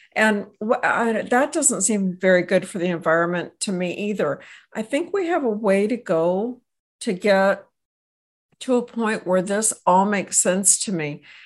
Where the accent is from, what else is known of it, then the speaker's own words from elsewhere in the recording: Texas, United States; I hail from Texas